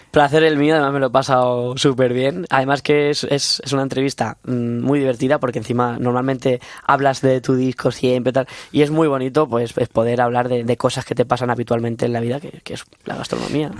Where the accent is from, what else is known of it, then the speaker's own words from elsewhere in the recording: Castilla-La Mancha, Spain; moved away as an adult; now in Madrid, Spain; vengo de, un pueblo de Castilla-La Mancha, yo soy manchego